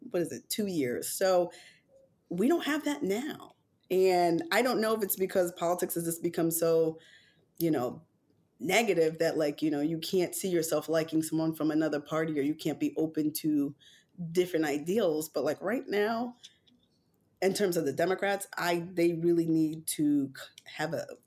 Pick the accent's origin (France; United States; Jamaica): Jamaica; And I am a Jamaican black woman, so I support Kamala